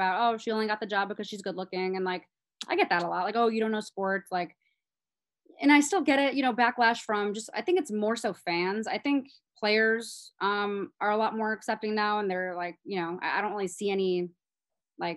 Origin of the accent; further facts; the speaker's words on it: Chicago, Illinois, United States; I grew up in Chicago